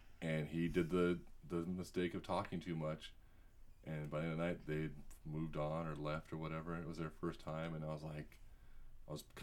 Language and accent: English; United States